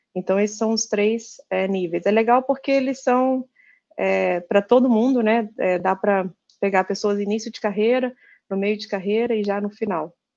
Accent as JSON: {"language": "Portuguese", "town": "Juiz de Fora", "region": "Minas Gerais", "country": "Brazil", "tie": "born or raised there", "moved": "as an adult", "lives_now": "Japan", "said": "eu sou aí natural aí de Juiz de Fora, sou mineira"}